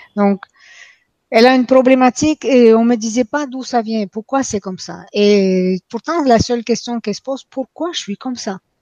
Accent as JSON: {"language": "French", "region": "Quebec", "country": "Canada", "moved": "as an adult", "lives_now": "France", "said": "depuis que je suis venue ici en France, hein, en passant je viens de Québec, donc depuis que je viens, euh, je vis en France"}